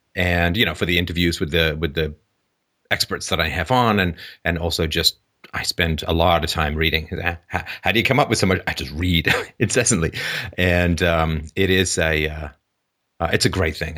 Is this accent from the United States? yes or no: no; England, United Kingdom; now in Canada; growing up in England